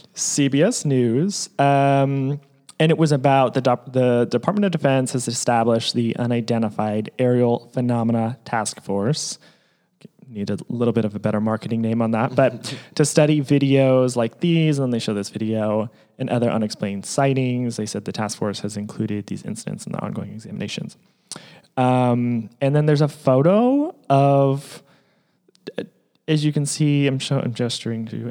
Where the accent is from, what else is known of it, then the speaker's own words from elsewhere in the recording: Portland, Oregon, United States; now in Los Angeles, United States; I grew up in Portland, Oregon